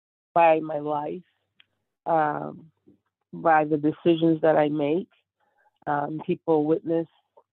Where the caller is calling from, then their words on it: Chicago, Illinois, United States; From Chicago at the back, please.